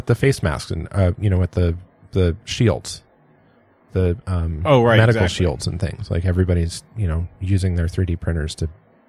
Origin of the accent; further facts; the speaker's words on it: San Diego, California, United States; I grew up in San